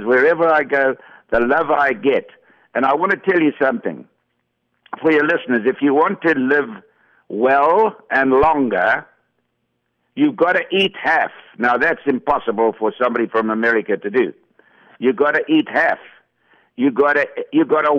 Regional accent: Johannesburg, Gauteng, South Africa; I was brought up in Johannesburg

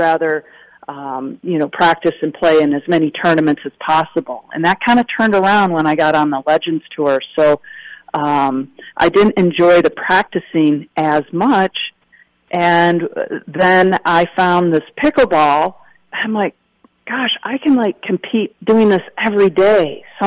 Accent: Wisconsin, United States; as a kid growing up in Wisconsin

